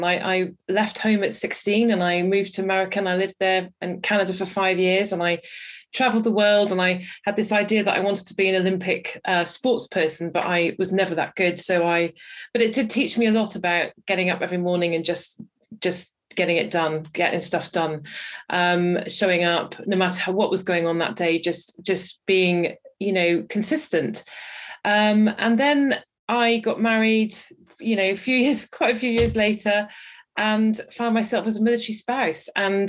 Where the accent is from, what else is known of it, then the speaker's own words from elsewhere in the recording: Wales, United Kingdom; So I am from Wales and don't have much of a Welsh accent anymore.